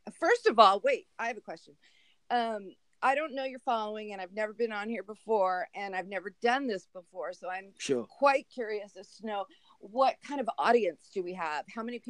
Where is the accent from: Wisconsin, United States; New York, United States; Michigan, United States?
New York, United States; Brooklyn; also born or lived in Phoenix; I was born in Phoenix, but I'm pretty much of a Brooklyn girl because my parents were Brooklynites.